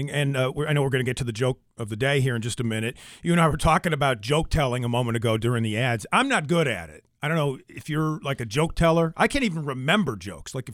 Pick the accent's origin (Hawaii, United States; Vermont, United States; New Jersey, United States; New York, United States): Vermont, United States; moved away as an adult; now in Springfield, United States; grew up in New England, yeah, southern I mean, Vermont.